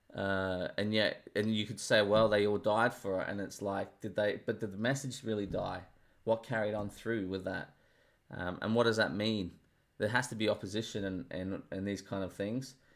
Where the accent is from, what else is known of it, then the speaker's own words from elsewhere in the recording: Australia; I'm Australian.